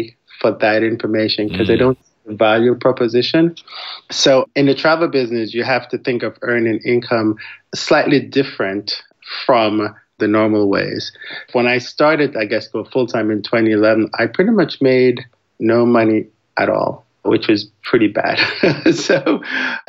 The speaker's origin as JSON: {"language": "English", "country": "Jamaica", "also_born_or_lived": "Florida / New York / Washington, D.C. / Indianapolis", "moved": "yes", "lives_now": "Houston, United States", "said": "I'm actually originally from Jamaica. So I've lived in the U.S. since the late 80s"}